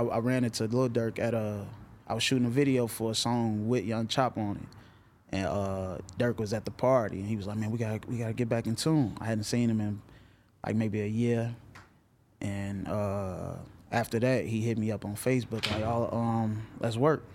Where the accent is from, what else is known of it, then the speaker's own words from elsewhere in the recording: Chicago, Illinois, United States; growing up in Chicago.